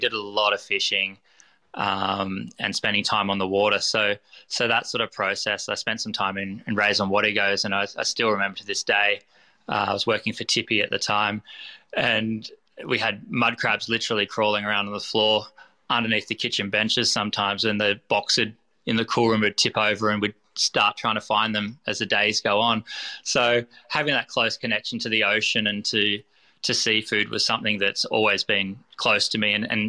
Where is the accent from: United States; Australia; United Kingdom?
Australia; Ballina, New South Wales; also born or lived in Gold Coast, Australia; Yeah, I grew up around the Ballina Byron area, right up to the Gold Coast.